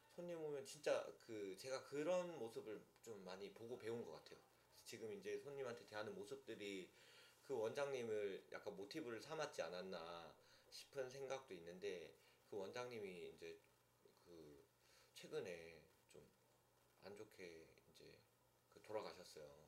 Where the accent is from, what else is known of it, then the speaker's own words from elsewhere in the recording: Pohang, North Gyeongsang, South Korea; moved away; 촌 촌에 예, 예, 그 경북 포항